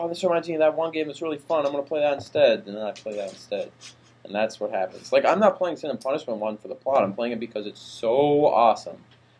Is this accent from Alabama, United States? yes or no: no; Minneapolis, Minnesota, United States; Oh no, they know I'm from Minneapolis. A lot of them know I'm from Minneapolis.